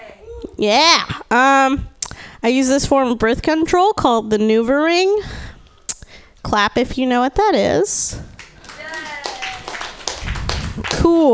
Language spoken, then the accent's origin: English; Austin, Texas, United States; I'm from Austin, Texas.